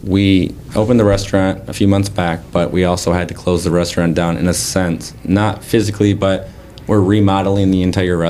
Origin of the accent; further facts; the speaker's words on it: Saginaw, Michigan, United States; I'm from the Saginaw area.